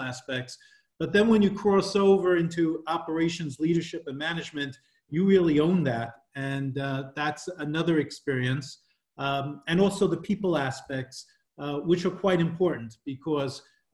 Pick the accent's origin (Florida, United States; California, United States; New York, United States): New York, United States; moved away as an adult; now in Paris, France; I'm originally from New York, but I've been working internationally for over 20 years now, currently living in Paris